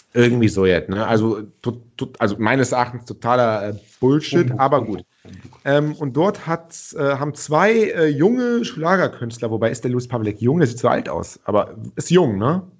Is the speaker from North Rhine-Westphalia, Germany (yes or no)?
yes; Cologne, North Rhine-Westphalia, Germany; ich bin ja Kölner